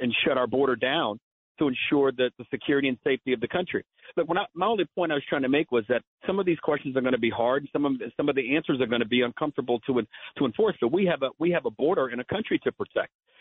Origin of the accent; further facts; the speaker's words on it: Tennessee, United States; now in New York City, United States; my home state of Tennessee